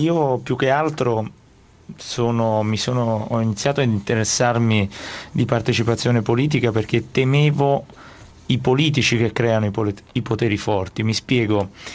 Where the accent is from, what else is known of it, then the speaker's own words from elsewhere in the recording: province of Naples, Campania, Italy; io vengo dalla Campania, dalla provincia di Napoli